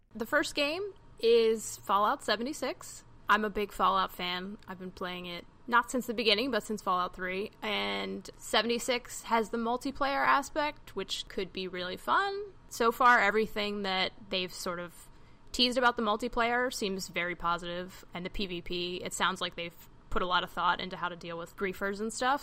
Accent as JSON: {"language": "English", "region": "Maryland", "country": "United States", "said": "I'm from Maryland."}